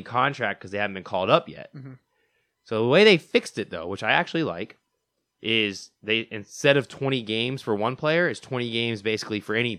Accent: Tampa, Florida, United States; born there; also born or lived in Atlanta; Sorry, I was born in Tampa, lived in Atlanta, came back to Tampa.

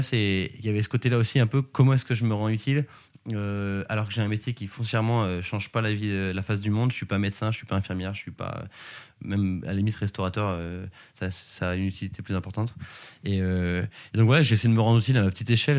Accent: Sologne, Centre-Val de Loire, France; now in Paris, France; une petite aventure en Sologne, euh, c'est ma région d'origine

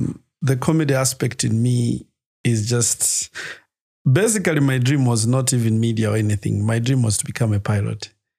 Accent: Lusaka, Lusaka Province, Zambia; Lusaka Garden.

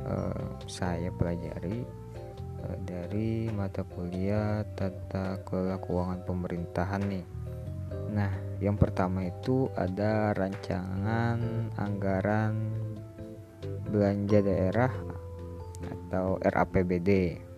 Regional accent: Tanah Bumbu, South Kalimantan, Indonesia; Nah, karena uh, saya berasal dari Kabupaten Tanah Bumbu, ya spesifikasinya lebih ke Tanah Bumbu nantinya.

